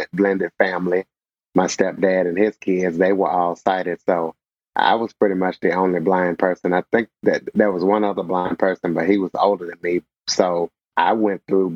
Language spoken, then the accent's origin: English; DeRidder, Louisiana, United States; moved away as an adult; now in Junction City, United States; I graduated from public high school, DeRidder High School, from the town I'm from, DeRidder, Louisiana